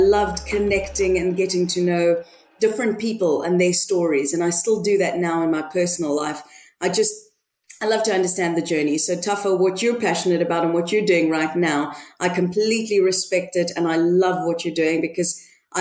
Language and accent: English; Johannesburg, Gauteng, South Africa; moved away as an adult; now in United Kingdom; I'm originally from Johannesburg. So that's a beautiful, busy and vibrant city in South Africa. That is honestly and truly where my heart lives. I spent most of my childhood and my adult life in Johannesburg